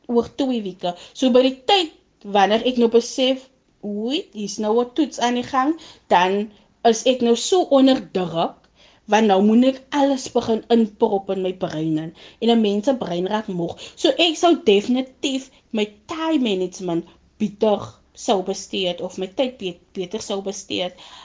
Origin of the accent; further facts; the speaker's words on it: Malmesbury, Western Cape, South Africa; Ek is van Mamesbury